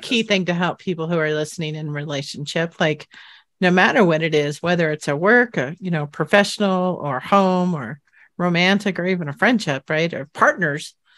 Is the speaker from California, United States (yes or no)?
yes; San Jose, California, United States; where I grew up in San Jose, California